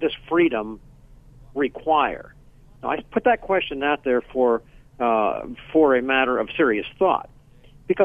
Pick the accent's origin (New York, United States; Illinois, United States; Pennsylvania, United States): Pennsylvania, United States; I'm from Pennsylvania, I'm calling from there now